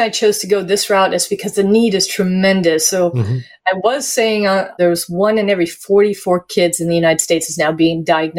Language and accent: English; Sweden; moved away; I'm an immigrant as well. I immigrated from Sweden